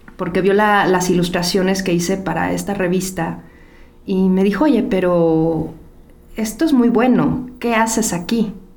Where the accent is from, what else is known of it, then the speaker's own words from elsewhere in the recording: Ecatepec, State of Mexico, Mexico; Yo crecí en Ecatepec, en Ciudad Azteca